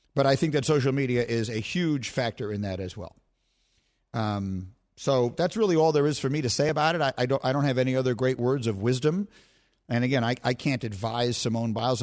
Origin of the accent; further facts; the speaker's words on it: New York City, New York, United States; moved away as an adult; also born or lived in Chicago; I grew up in New York City